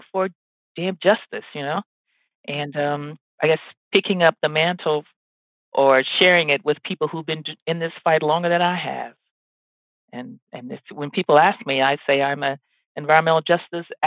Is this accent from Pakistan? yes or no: no; Mobile, Alabama, United States; moved away; I was born in Mobile, Alabama.